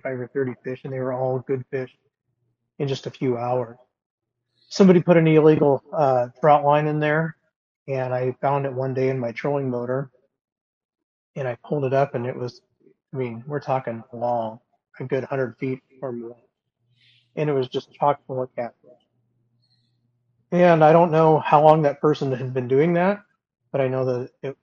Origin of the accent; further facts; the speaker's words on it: Des Moines, Iowa, United States; I'm from the Des Moines, Iowa area